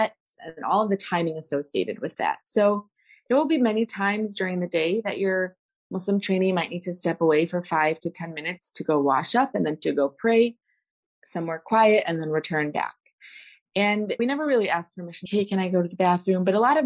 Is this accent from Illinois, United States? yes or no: yes; Chicago, Illinois, United States; I am the most Chicago born, bred and raised person you can come around